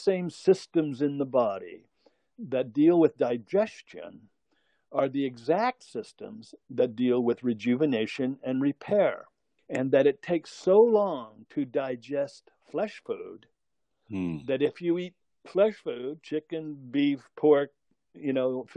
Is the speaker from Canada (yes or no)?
yes; Brantford, Ontario, Canada; in my hometown in Brantford, Ontario, Canada, there was country music